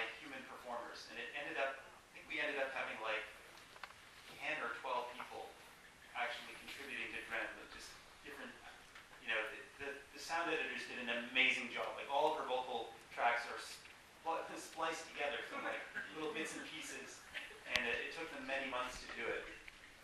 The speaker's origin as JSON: {"language": "English", "town": "Toronto", "region": "Ontario", "country": "Canada", "tie": "born or raised there", "said": "Toronto, which is my hometown. You know, a lot of actually people I grew up with."}